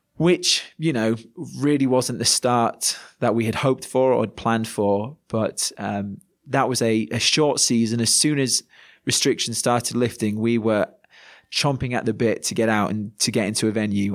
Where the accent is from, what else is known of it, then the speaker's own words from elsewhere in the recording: Yorkshire and the Humber, United Kingdom; moved away as an adult; now in Manchester, United Kingdom; as a Yorkshireman